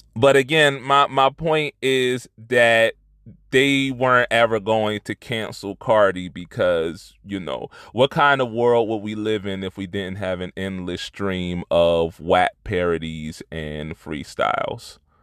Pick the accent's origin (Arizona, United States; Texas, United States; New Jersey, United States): New Jersey, United States; Trenton; from my hometown, no less, uh, one of the only good things to come out of Trenton